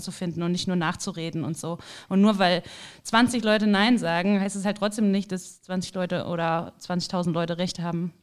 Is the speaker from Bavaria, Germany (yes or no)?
no; Cologne, North Rhine-Westphalia, Germany; ich komme halt aus Köln